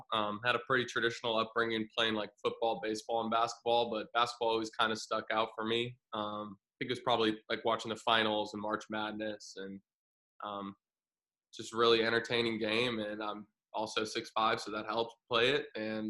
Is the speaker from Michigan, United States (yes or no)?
no; Springfield, Illinois, United States; also born or lived in Florida; So I grew up in Springfield, Illinois. I was born in Florida, kind of moved around a little bit, but I spent high school in Springfield.